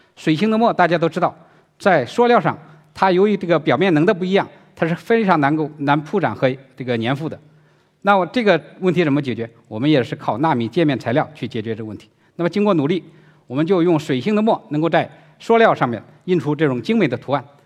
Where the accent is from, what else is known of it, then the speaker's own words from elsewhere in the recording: China; 我们中国人